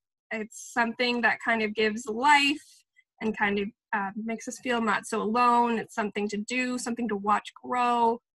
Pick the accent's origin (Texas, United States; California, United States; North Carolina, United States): California, United States; now in Minnesota, United States; I'm from California